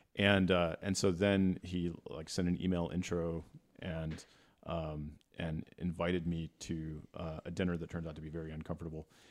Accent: Texas, United States; moved away; I grew up in Texas

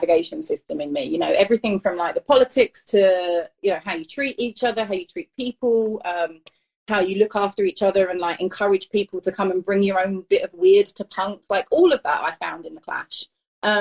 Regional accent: London, United Kingdom; moved away as an adult; now in California, United States; I grew up in East London. I was born in 1984.

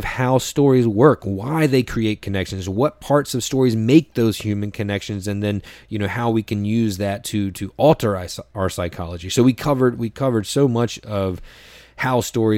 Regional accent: North Carolina, United States; moved away; also born or lived in New York; I'm from North Carolina

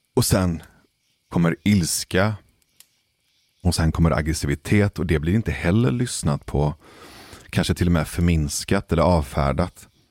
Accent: Gothenburg, Västra Götaland, Sweden; den nordligaste delen av Hisingen, där jag växte upp

